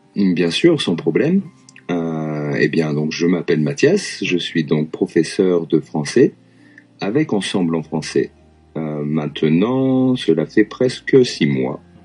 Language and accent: French; Lyon, Auvergne-Rhône-Alpes, France; moved away as an adult; also born or lived in Vienne, France; now in Japan; je suis originaire de Lyon